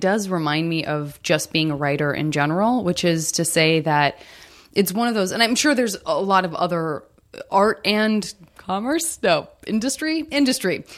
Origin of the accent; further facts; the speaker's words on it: Arizona, United States; now in Los Angeles, United States; I'm from Arizona